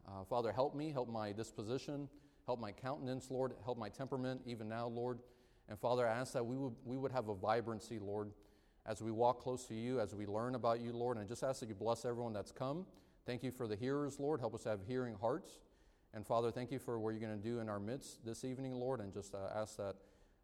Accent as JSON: {"language": "English", "town": "Miami", "region": "Florida", "country": "United States", "tie": "born or raised there", "said": "My wife and I, we were raised in Miami"}